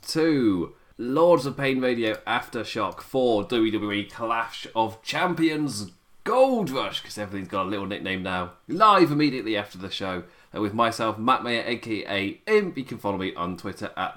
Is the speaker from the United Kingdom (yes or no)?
yes; United Kingdom; as like a British viewer